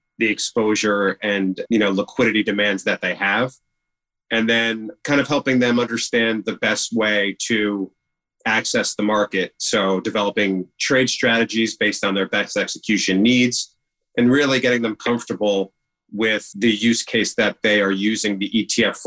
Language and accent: English; Rockland County, New York, United States; I grew up in Rockland County, New York